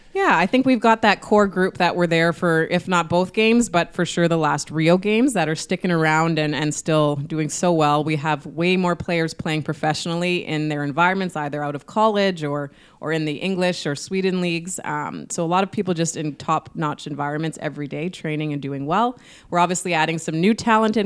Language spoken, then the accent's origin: English; Winnipeg, Manitoba, Canada; I've had to, like, put Manitoba and Winnipeg on my back and just, I have this pride of wanting to represent it